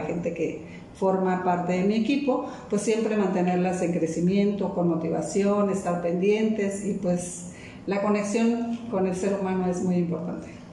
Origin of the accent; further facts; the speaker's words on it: Mérida, Yucatán, Mexico; moved away as an adult; mi ciudad de origen, que es Yucatán, Mérida, Yucatán